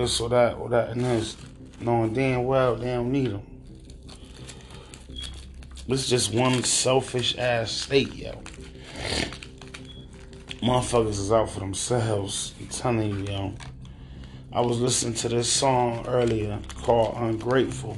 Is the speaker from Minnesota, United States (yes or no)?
no; Hartford, Connecticut, United States; This is my hometown, my home state